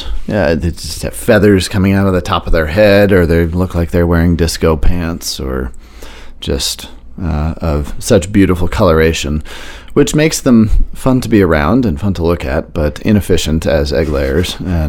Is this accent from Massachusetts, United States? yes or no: no; Washington, District of Columbia, United States; also born or lived in Marrakesh / Barcelona / Chicago / New York; now in Maine, United States; I grew up in the opposite of Maine, which was downtown Washington, D.C. during the height of the crack epidemic in Marion Barry's era